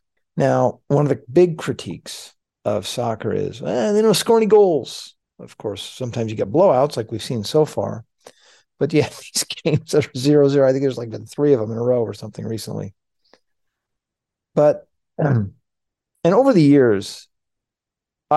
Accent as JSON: {"language": "English", "country": "United States", "said": "as an American"}